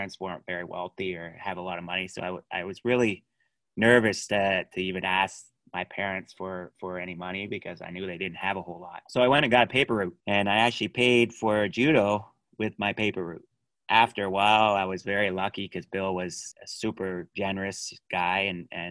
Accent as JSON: {"language": "English", "town": "Halifax", "region": "Nova Scotia", "country": "Canada", "tie": "born or raised there", "said": "I grew up in Spryfield, so in a bad area with a few bad people"}